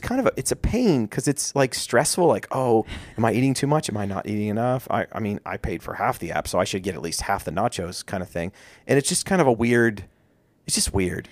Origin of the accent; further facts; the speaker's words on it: Maryland, United States; we are from Maryland